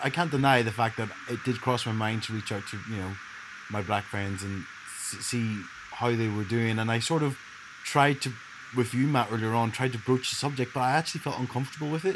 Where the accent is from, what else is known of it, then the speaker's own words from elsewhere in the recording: Ireland; also born or lived in Leeds; growing up in Ireland, there was no alternative race than white